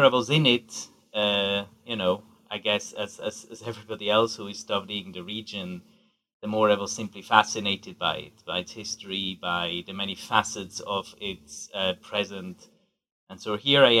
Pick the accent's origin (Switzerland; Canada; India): Switzerland; also born or lived in Geneva; I grew up in Switzerland to a Swiss mother and an Iranian father